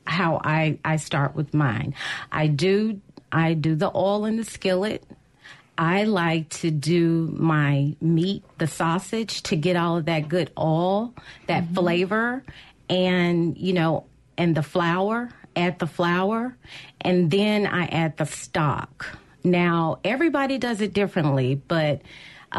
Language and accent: English; Jackson, Mississippi, United States; I am born and raised in Jackson, went to Callaway, graduated